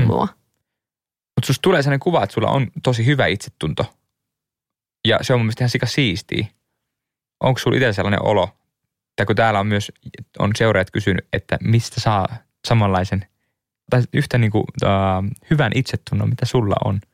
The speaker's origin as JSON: {"language": "Finnish", "town": "Liminka", "region": "North Ostrobothnia", "country": "Finland", "tie": "born or raised there", "also_born_or_lived": "Suomenlinna, Helsinki", "moved": "yes", "lives_now": "Helsinki, Finland", "said": "Ei liminkaan, mistä mä oon kotoisin pohjoisesta"}